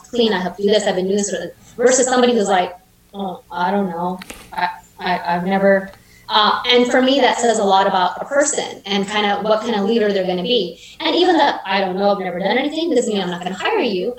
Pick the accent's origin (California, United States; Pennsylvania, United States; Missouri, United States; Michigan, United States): California, United States; Fresno; now in Bakersfield, United States; I moved to Kern County when I was 11, so Central Valley kid.